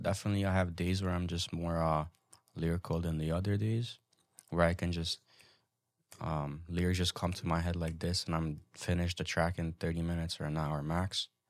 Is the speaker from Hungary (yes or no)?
yes; Hungary; Where I grew up back in Hungary is like, I could say probably the most ghetto place ever.